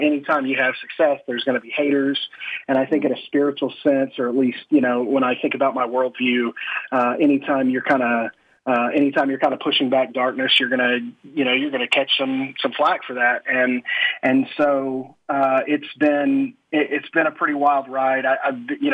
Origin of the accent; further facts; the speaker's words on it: Oklahoma, United States; I'm this pastor from Oklahoma who drives a 4x4 pickup and wears boots